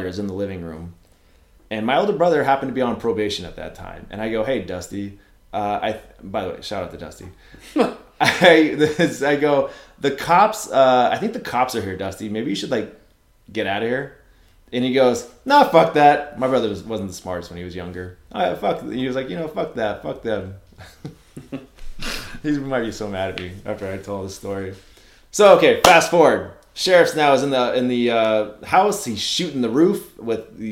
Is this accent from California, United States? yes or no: yes; Ramona, California, United States; I grew up in Ramona, California